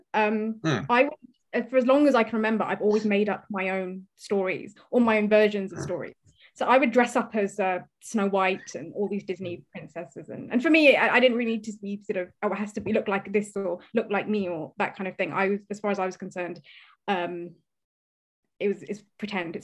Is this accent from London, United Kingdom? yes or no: yes; London, United Kingdom; I'm from London, and I'm a writer